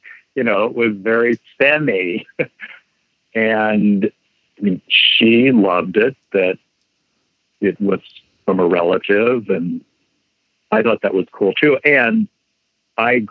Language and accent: English; Indiana, United States; my hometown in Indiana